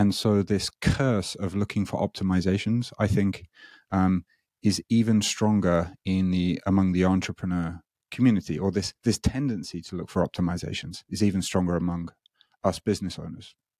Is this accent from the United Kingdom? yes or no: yes; United Kingdom; moved away as an adult; now in Japan; I'm not Japanese, as you may be able to hear. I'm, I'm British